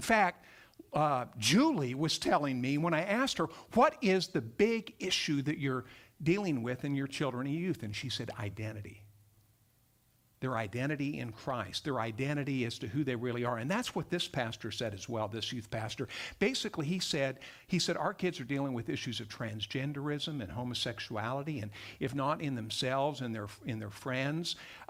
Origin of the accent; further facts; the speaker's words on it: Montana, United States; accent: Texas; also born or lived in Texas; I grew up in Montana, by the way. Someone noted I have a little bit of a kind of a Texas accent because I went to seminary in Texas. And we stayed down there for a few decades, actually, about 30 years. But I went to college in Montana, grew up there